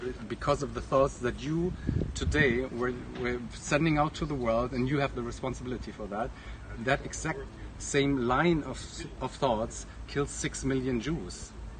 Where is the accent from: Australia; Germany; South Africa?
Germany; Midwest of Germany, western Germany; moved away; I grew up in a very diverse Germany.